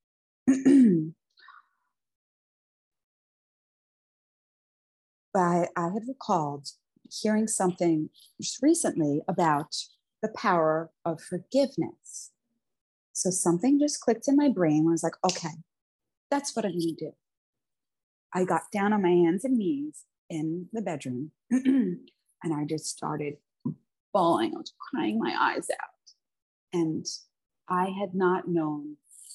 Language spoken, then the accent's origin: English; New York City, New York, United States; I'm an Italian from Staten Island, New York